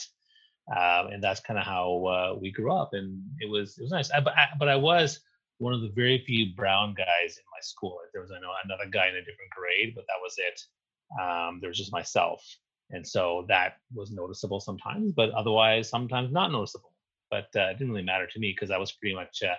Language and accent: English; New Brunswick, Canada; moved away; I grew up in New Brunswick on the east coast of Canada